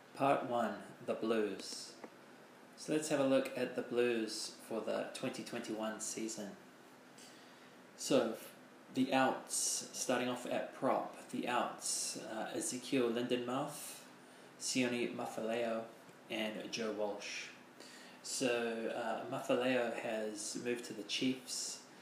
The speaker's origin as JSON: {"language": "English", "country": "New Zealand", "said": "as a New Zealander"}